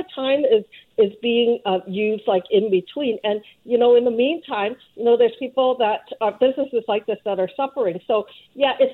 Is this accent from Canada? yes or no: yes; Vancouver, British Columbia, Canada; I grew up here in Vancouver